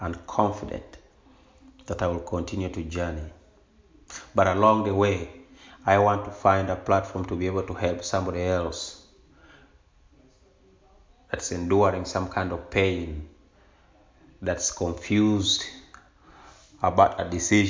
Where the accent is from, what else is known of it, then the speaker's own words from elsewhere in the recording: Uganda; moved away as an adult; now in United States; my childhood experiences of growing up in Uganda